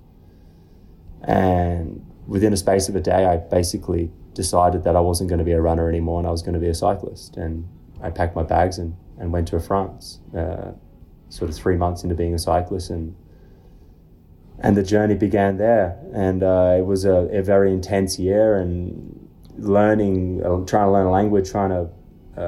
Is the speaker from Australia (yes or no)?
yes; Australia; also born or lived in Dumfries, Scotland / Oregon, United States; I lived in Australia since I was seven. And I consider myself Australian and British